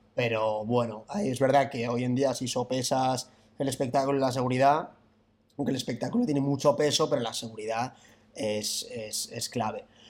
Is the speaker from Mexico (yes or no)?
no; Madrid, Community of Madrid, Spain; Yo estudié aquí, yo soy de Madrid, estudié en Madrid